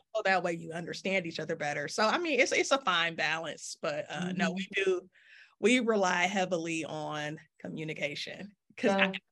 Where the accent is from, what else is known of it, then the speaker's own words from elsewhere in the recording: Detroit, Michigan, United States; growing up in Detroit